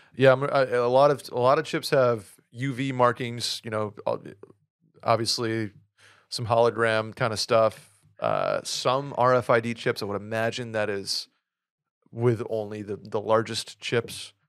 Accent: Saratoga Springs, New York, United States; moved away as an adult; also born or lived in Boston; I moved from my hometown of Saratoga to Boston for school

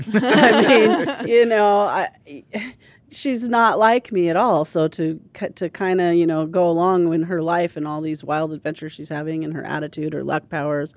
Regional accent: Pacific Northwest, United States; from the Pacific Northwest, where it rains and is muddy a lot, and I grew up on a farm.

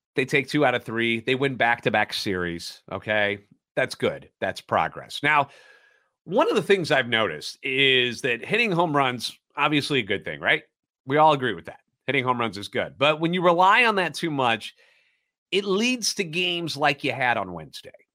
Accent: St. Louis, Missouri, United States; Born and raised in the Lou and a lifetime Cardinals fan

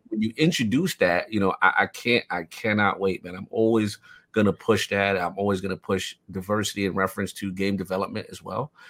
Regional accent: New York City, New York, United States; I'm from the South Bronx.

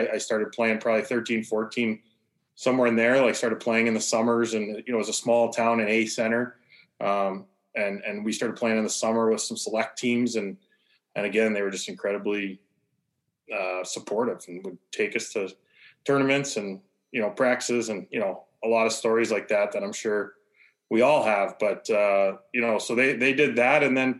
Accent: Leamington, Ontario, Canada; Small town kid, a lot smaller than it is now, but I had great family.

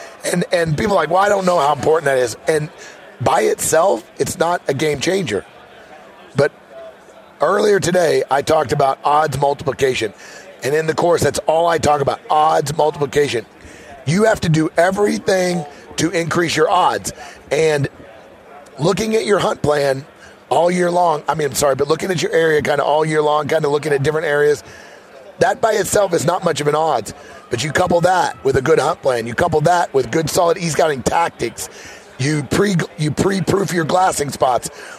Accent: Missouri, United States; I'm from Missouri

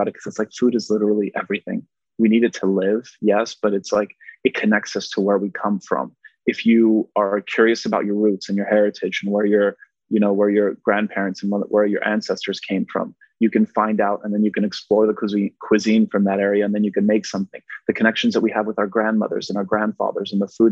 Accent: Montreal, Quebec, Canada; first language Polish; English is a second language; moved away; also born or lived in West Virginia; I was raised in Montreal, which is a very diverse, multicultural city.

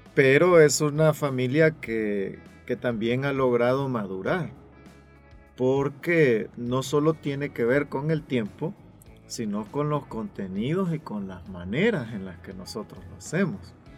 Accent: El Salvador; los salvadoreños somos buenos para juzgar

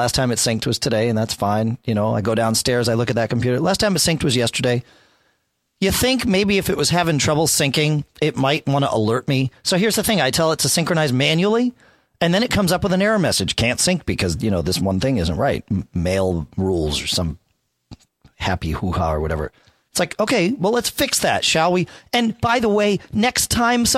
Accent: New England, United States; I grew up here in New England

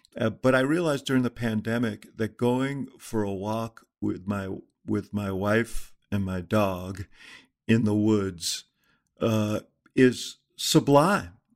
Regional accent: New York, United States; I grew up in Stuyvesant Town in New York

